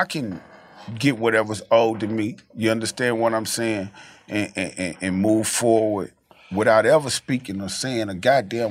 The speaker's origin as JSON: {"language": "English", "region": "the South", "country": "United States", "said": "I'm from the South"}